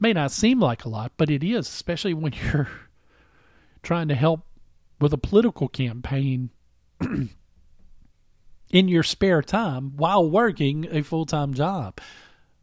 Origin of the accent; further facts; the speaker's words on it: Vicksburg, Mississippi, United States; also born or lived in Ellisville, Mississippi; I grew up, I was born and raised in Vicksburg, Mississippi.